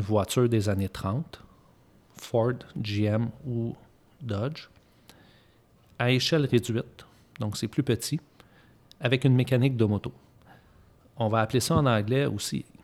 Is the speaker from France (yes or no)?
no; Eastern Canada, Canada; on est de l'Est du Canada.